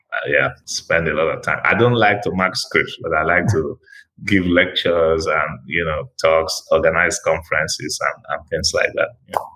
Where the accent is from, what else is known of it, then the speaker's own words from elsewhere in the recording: Asaba, Delta, Nigeria; now in Lagos, Nigeria; I'm originally from uh, a town by the River Niger called Asaba